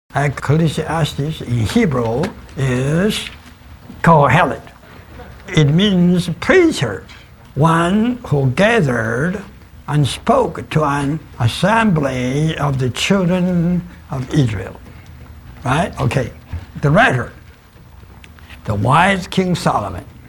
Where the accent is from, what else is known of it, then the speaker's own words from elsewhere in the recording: China; I was born in China